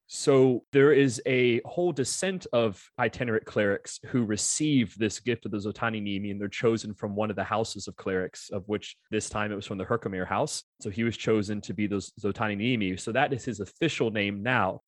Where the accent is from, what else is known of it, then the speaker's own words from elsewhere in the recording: Orlando, Florida, United States; I'm born and raised in Orlando